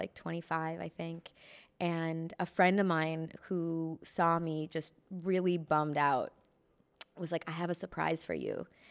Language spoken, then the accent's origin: English; Chicago, Illinois, United States; moved away as an adult; now in Los Angeles, United States; I moved here from Chicago in twenty thirteen